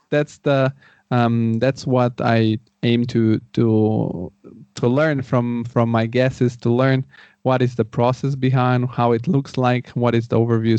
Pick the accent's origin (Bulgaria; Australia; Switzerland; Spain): Bulgaria; also born or lived in Rome, Italy; now in Frankfurt, Germany; I'm originally from Bulgaria